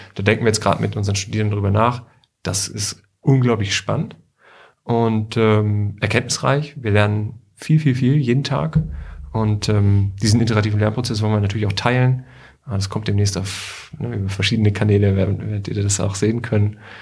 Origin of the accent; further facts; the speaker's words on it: Bad Nenndorf, Lower Saxony, Germany; moved away as an adult; also born or lived in China / Paris / Berlin; now in Hanover, Germany; Ich bin nämlich irgendwie auch ähm, Hannoveraner Schaumburger eigentlich. Also ich komme so ein bisschen aus mhm. Bad Nender.